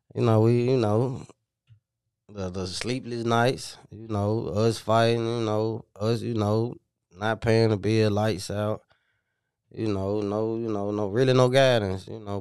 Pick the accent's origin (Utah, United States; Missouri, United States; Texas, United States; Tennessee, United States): Tennessee, United States; Memphis; also born or lived in Minnesota; I'm from the Haven, White Haven, you know, you know what you call it, but, uh, I'm originally from Minnesota, and I came down here when I was four